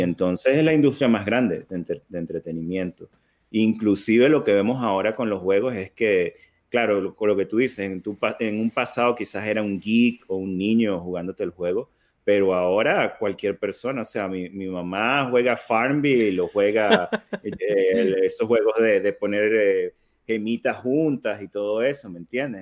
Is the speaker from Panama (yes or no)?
no; Venezuela; now in United States; yo soy, soy venezolano de nacimiento. Eh, tengo muchos años que me mudé a, Estados Unidos con, con, mi familia